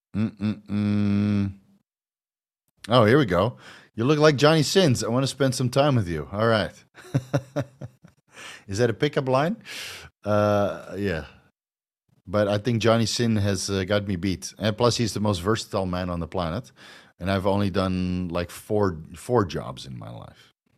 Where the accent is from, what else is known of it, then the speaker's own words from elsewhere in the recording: Netherlands; moved away as an adult; now in Thailand; I'm from Holland